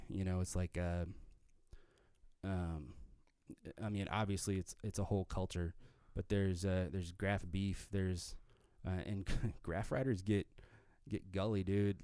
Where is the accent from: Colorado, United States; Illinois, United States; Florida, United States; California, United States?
Colorado, United States; Arvada; moved away as an adult; I grew up in the Denver area, um, Arvada.